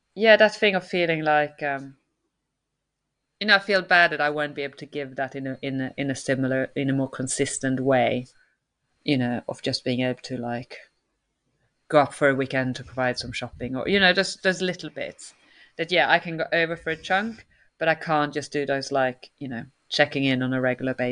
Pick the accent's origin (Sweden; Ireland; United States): Sweden; now in United Kingdom